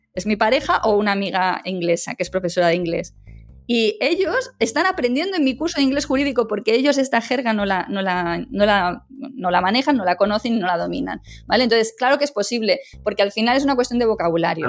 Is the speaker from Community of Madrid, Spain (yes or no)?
yes; Madrid, Community of Madrid, Spain; first language Spanish; moved away as an adult; now in Málaga, Spain; yo soy nacida también en Málaga, aunque me he criado en Madrid